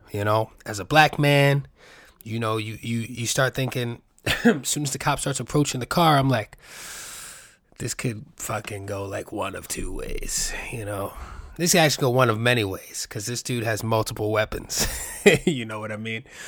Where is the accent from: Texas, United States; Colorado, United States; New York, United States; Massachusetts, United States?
New York, United States; New York City; I grew up in the Bronx